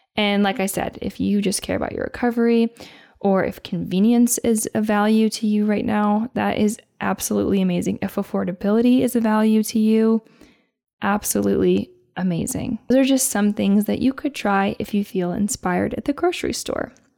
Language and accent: English; Indiana, United States; moved away; I would be in Indiana eating a Me- Mexican avocado